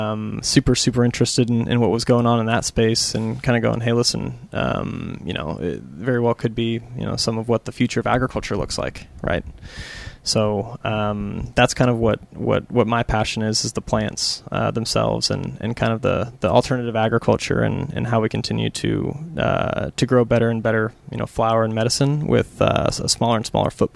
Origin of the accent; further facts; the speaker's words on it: Springdale, Arkansas, United States; moved away as an adult; also born or lived in Wichita, Kansas; now in Oklahoma City, United States; I'm originally from Springdale, Arkansas.